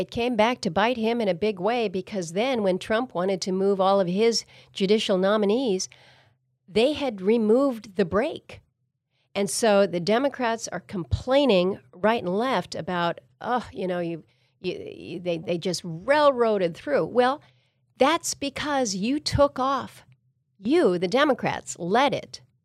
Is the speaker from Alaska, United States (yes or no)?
yes; Wrangell, Alaska, United States; also born or lived in Ketchikan; growing up as a kid in Southeast, that's how we traveled. When we moved from Wrangell to go down to Ketchikan